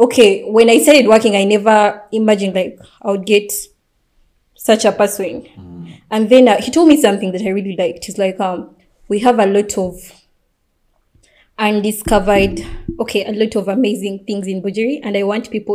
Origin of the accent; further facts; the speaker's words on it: Bali, Indonesia; English is a second language; I come from Bali, so I can make a call to my people